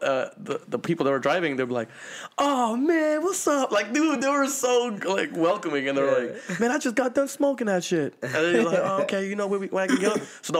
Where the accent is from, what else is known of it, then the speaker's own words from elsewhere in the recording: Seattle, Washington, United States; once again, I'm from Seattle.